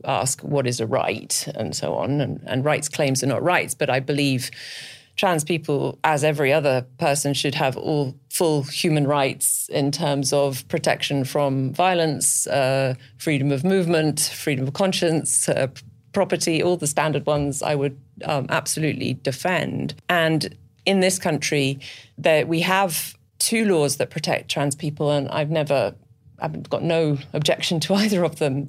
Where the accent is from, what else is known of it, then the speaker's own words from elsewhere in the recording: Scotland, United Kingdom; moved away; I'm actually from Scotland originally.